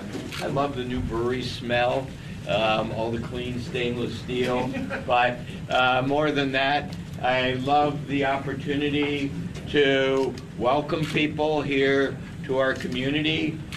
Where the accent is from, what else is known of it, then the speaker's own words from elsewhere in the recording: Cincinnati, Ohio, United States; I grew up here. I'm from Cincinnati. My dad was a brewmaster here. My grandfather was a brewmaster here.